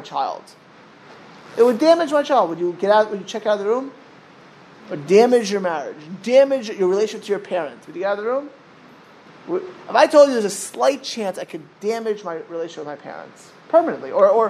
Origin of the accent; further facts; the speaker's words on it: Miami Beach, Florida, United States; I grew up in Miami Beach.